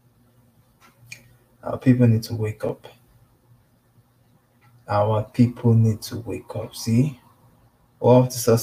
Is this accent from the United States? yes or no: no; Nigeria; us in Nigeria